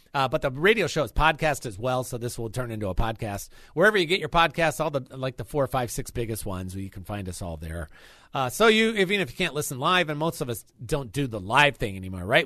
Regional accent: Chicago, Illinois, United States; moved away; I'm a Chicagoan for the most part

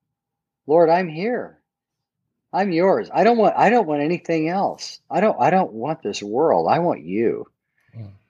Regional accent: Southern California, United States; I grew up in Southern California

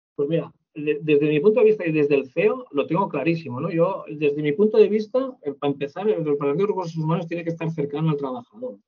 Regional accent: Spain

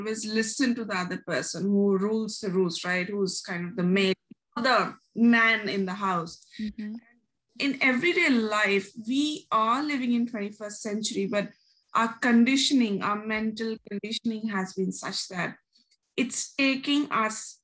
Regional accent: New Delhi, Delhi, India; moved away as an adult; now in Melbourne, Australia; am originally from New Delhi, India, but I've been in Melbourne ever since the March of 2013

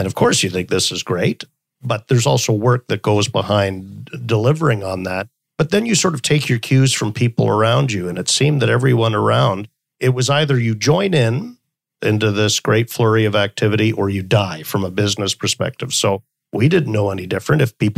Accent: Stockholm, Stockholm County, Sweden; born there; also born or lived in Canada; So I was born in Stockholm, Sweden, and lived all around the world and spent a lot of my life in Canada

